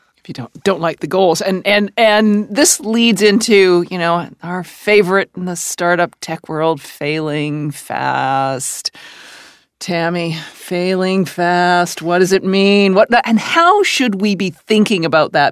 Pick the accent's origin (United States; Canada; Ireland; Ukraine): Canada; I'm Canadian